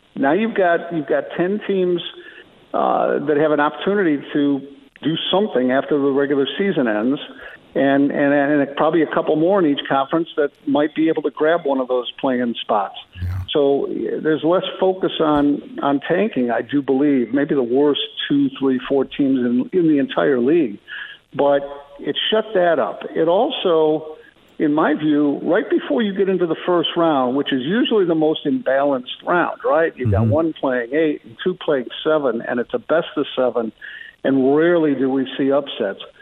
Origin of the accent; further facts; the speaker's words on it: Chicago, Illinois, United States; I was a young Bulls fan growing up in Chicago